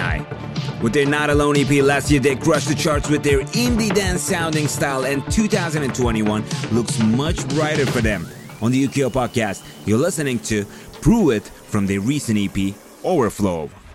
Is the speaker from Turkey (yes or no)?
yes; Turkey; moved away; I'm from Turkey and I'm still engaging with the Turkish audience and artists a lot